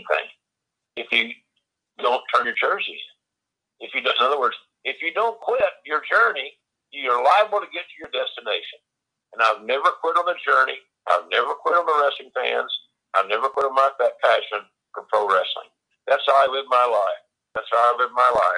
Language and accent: English; Eastern Oklahoma, United States; accent: southern; I'm a kid from Eastern Oklahoma. Only child, grew up on a 106-acre farm